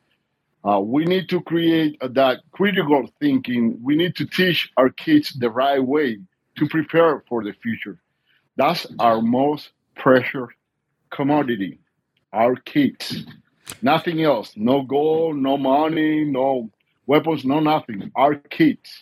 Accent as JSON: {"language": "English", "country": "Cuba", "tie": "born or raised there", "moved": "as an adult", "lives_now": "United States", "said": "I was born and raised in Cuba. I came over when I was 24 years old."}